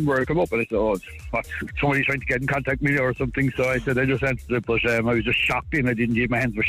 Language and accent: English; Kerry, Munster, Ireland; moved away; I'm from Kerry originally